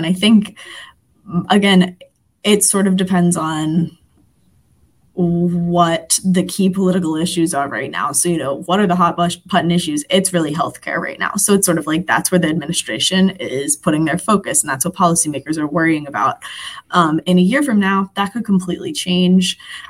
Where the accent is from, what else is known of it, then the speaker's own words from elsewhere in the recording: Philadelphia, Pennsylvania, United States; I'm from Philadelphia, so all my anecdotes are going to relate to that city.